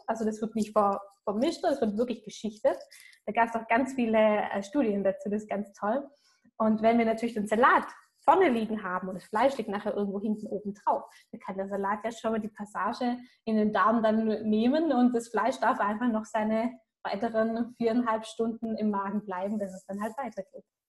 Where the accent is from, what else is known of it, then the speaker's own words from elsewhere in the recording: Swabia, Germany; Bei uns im Schwabenland